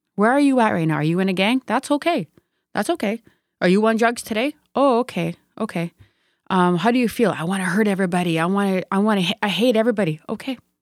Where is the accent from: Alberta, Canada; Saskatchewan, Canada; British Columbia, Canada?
Saskatchewan, Canada; Sturgeon Lake First Nation; I come from Sturgeon Lake First Nation